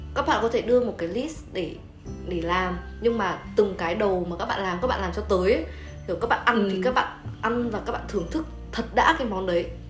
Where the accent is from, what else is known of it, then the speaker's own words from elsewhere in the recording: Haiphong, Vietnam; quê hương của chúng tôi